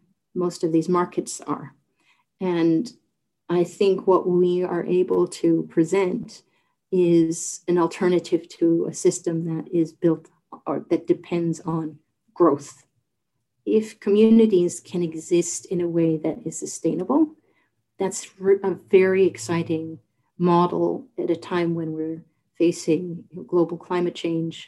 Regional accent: St. John's, Newfoundland and Labrador, Canada; moved away as an adult; I'm from St. John's, born and raised, but I'm a first generation Newfoundlander

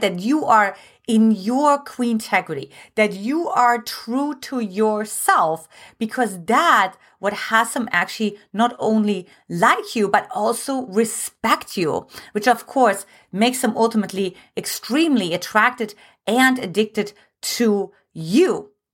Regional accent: eastern Germany, Germany; English is a second language; now in United States; I was born in Eastern Germany

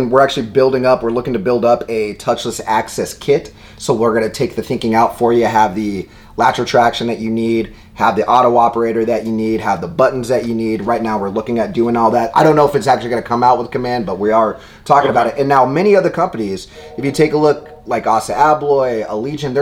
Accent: Seattle, Washington, United States; Seattle, my hometown

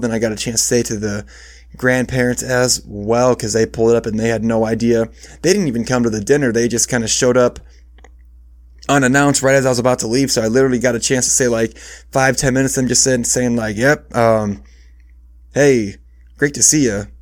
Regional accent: Iowa, United States; also born or lived in Michigan; I moved from Michigan where I was born to Iowa when I was five, but I've never lived, like, far away

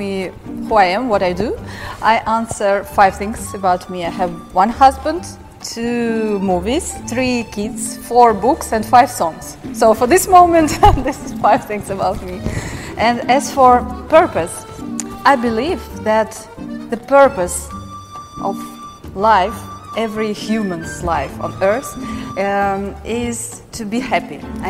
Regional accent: Russia; born there; English is a second language; I was born in Soviet Union, so my parents, they had many restrictions and borders

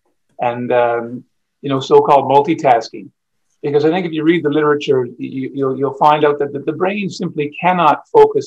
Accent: Ottawa, Ontario, Canada; moved away as an adult; also born or lived in Montreal / Nova Scotia / Japan / Newfoundland; now in St. John's, Canada; I grew up in Ottawa.

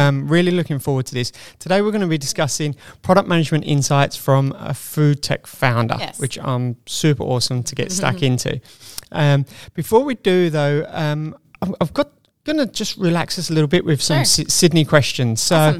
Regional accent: England, United Kingdom; And it will be in imperial sizes for me because I'm English.

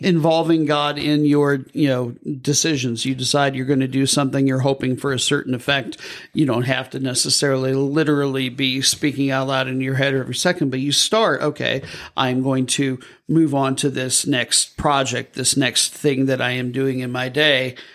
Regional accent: Midwest, United States; now in Southern United States, United States; I'm from the Midwest

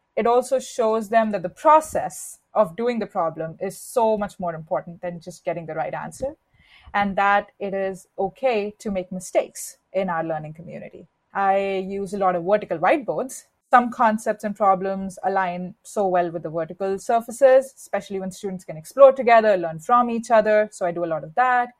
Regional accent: India; moved away; I was born and raised in India

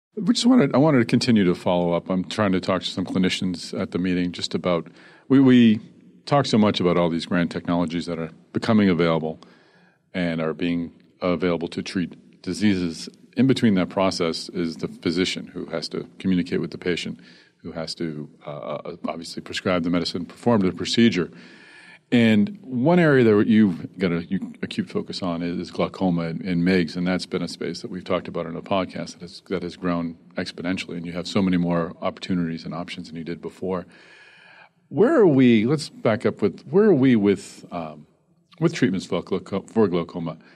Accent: Boston, Massachusetts, United States; Boston, my hometown.

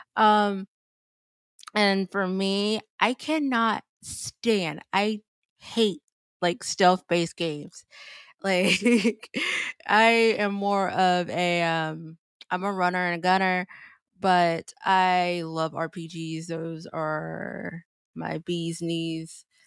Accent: South Carolina, United States; born and raised in South Carolina

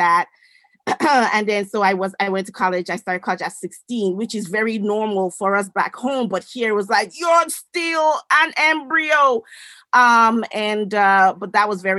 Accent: Edo, Nigeria; now in United States; I'm originally from the great country of the Federal Republic of Nigeria in West Africa. I was born in what was then known as the Middle Belt area. I was born in Edo State.

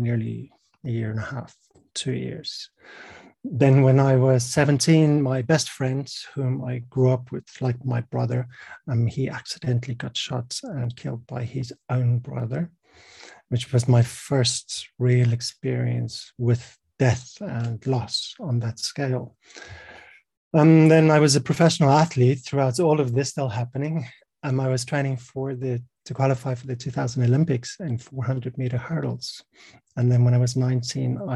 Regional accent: South Africa; I'm from South Africa. I was born in 1980

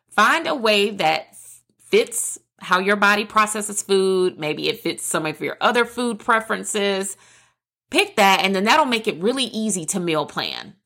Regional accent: the South, United States; I'm a girl from the South

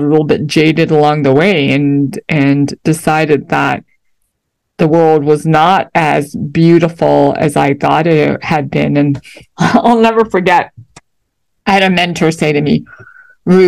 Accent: Toronto, Ontario, Canada; moved away as an adult; now in United States; Though I am American by birth, you know, my parents had moved to Canada when I was young

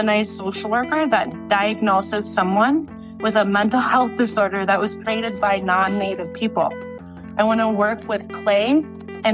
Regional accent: Mille Lacs, Minnesota, United States; also born or lived in North Carolina; I'm from Mille Lacs, we're Ojibwe people here in Anishinaabe, which is all across the Great Lakes

